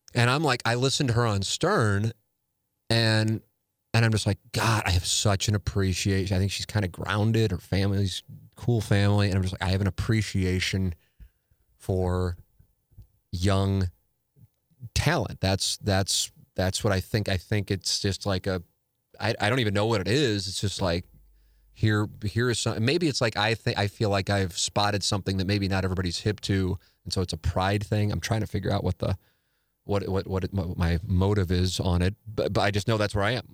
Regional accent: St. Louis, Missouri, United States; growing up in Saint Louis

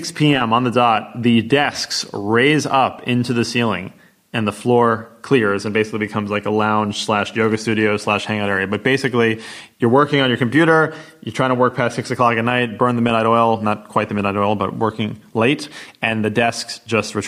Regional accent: United States; as an American

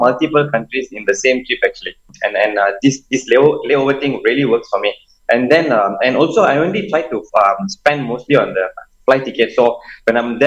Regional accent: Malaysia; I'm Malaysian

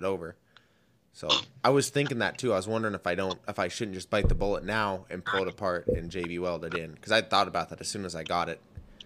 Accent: South Dakota, United States; also born or lived in northeast Montana; now in Montana, United States; I grew up in South Dakota

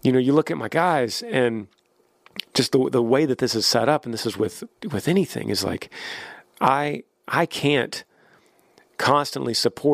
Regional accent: Texas, United States; also born or lived in Nashville; I'm from Texas

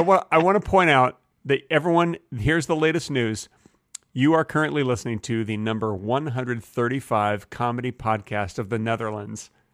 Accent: Texas, United States; I'm a Texan

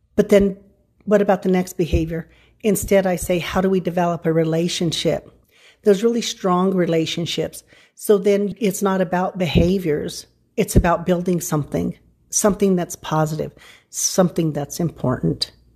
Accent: San Luis Valley, Colorado, United States; I grew up in the San Luis Valley

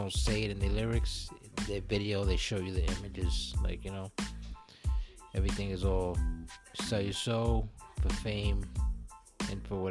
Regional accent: New York, United States; we're from New York

